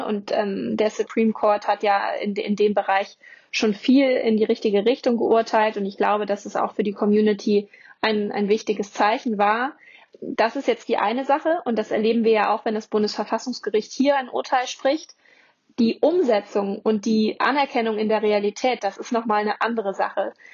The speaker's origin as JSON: {"language": "German", "country": "Germany", "said": "bei uns in Deutschland"}